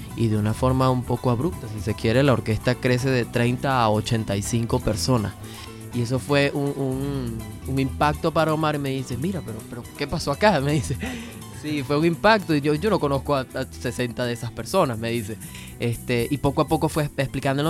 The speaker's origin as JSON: {"language": "Spanish", "country": "Venezuela", "moved": "as an adult", "lives_now": "Argentina", "said": "cada uno de los venezolanos que salió de su país"}